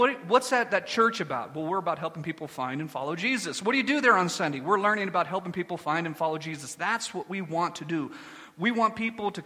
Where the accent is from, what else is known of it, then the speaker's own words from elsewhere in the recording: Scotland, United Kingdom; I'm Scottish